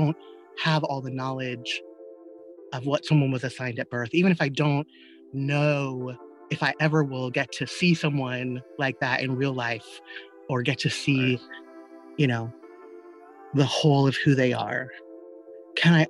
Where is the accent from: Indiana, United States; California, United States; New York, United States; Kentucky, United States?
California, United States; Los Angeles; moved away as an adult; also born or lived in San Francisco Bay Area; I grew up in South Central